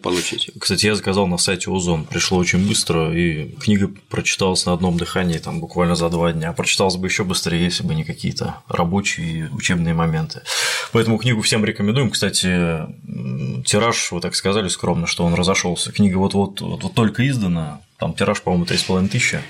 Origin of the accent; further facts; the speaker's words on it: Tver, Tver Oblast, Russia; я приезжал в Санкт-Петербург из Твери, из моего родного города